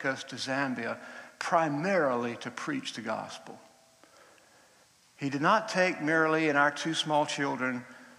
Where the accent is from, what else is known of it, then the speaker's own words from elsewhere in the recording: Georgia, United States; moved away; I grew up in Georgia in the United States